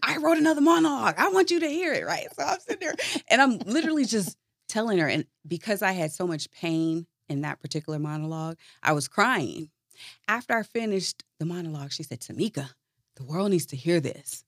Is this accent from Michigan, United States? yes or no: no; Chicago, Illinois, United States; moved away as an adult; now in Atlanta, United States; I was originally born and raised in Chicago